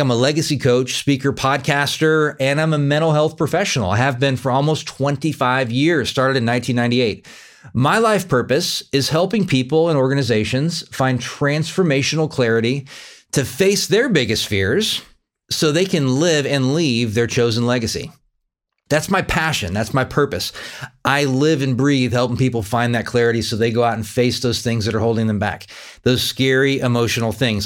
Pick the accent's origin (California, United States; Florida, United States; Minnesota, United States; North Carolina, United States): California, United States; I grew up in California, and I lived in the same house from zero to eighteen